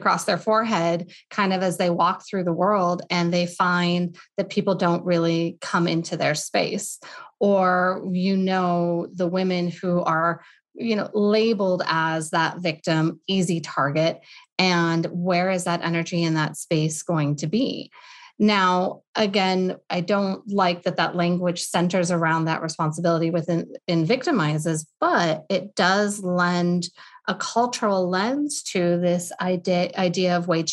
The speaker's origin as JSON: {"language": "English", "region": "Colorado", "country": "United States", "also_born_or_lived": "Boston / Portland, Oregon", "moved": "yes", "said": "I'm from Colorado proper, but I lived in Boston for a handful of years"}